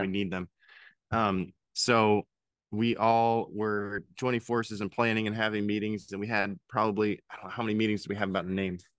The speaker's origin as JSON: {"language": "English", "region": "Pennsylvania", "country": "United States", "moved": "yes", "lives_now": "Louisville, United States", "said": "I'm originally from Pennsylvania"}